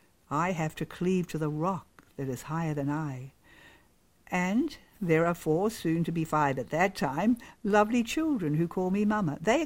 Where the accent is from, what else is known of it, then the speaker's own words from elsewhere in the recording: Rwanda; Where I was raised in Rwanda, East Africa, this was not common.